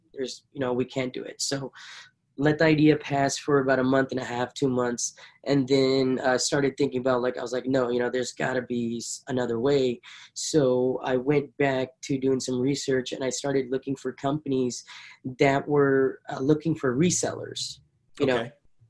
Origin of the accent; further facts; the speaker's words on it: Punjab, India; It is based in India and it's based in my hometown in Punjab.